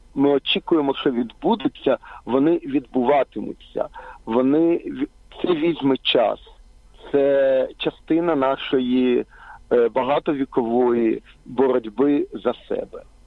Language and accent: Ukrainian; Ukraine; я виріс на окупованій території, в окупованій Україні